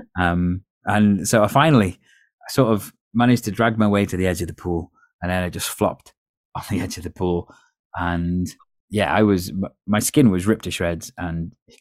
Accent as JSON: {"language": "English", "town": "Holywell", "region": "Wales", "country": "United Kingdom", "tie": "born or raised there", "said": "Because I grew up in Holywell, which is a place in North Wales"}